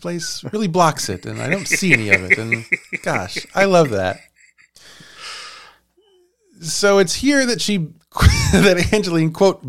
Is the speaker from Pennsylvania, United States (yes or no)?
no; Idaho, United States; I'm from Idaho. Oh, you haven't heard of that one yet.